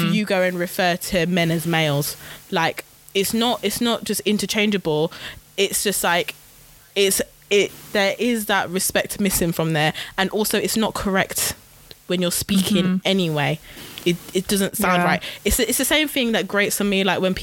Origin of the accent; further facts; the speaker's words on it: Midlands, United Kingdom; I'm from the Midlands, guys. Like, we don't pronounce T's, we don't pronounce G's